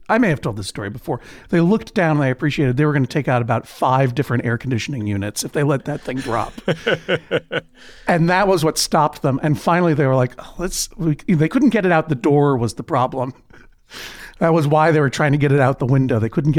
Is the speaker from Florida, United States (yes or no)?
no; Brookline, Massachusetts, United States; because coming from Brookline, Massachusetts, New York felt like a totally lawless place.